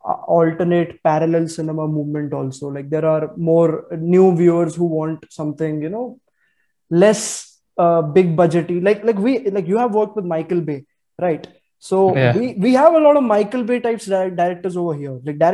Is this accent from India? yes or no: yes; India